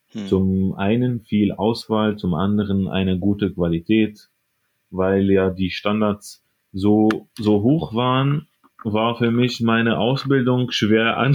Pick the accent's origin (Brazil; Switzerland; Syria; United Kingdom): Syria; Aleppo, Aleppo Governorate; German is a second language; moved away as an adult; now in Germany; Ich komme aus der Stadt Aleppo aus Syrien. Bin in Deutschland seit ungefähr sechs Jahren.